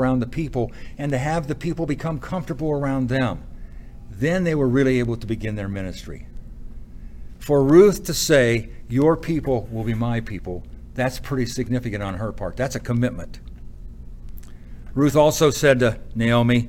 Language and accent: English; United States; me as an American